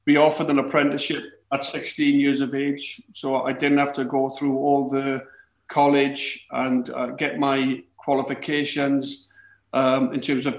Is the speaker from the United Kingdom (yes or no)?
yes; Wales, United Kingdom; I didn't have any allegiances towards either club growing up in Wales